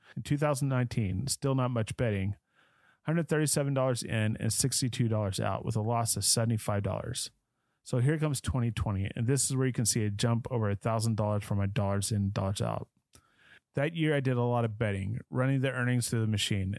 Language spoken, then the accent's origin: English; Dallas, Texas, United States; Growing up in Dallas, Fort Worth